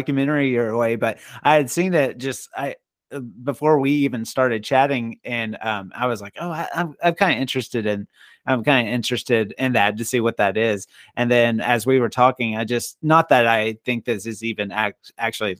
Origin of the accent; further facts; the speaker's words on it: Longview, Texas, United States; I grew up in Longview, Texas, which just was an hour west of Shreveport, Louisiana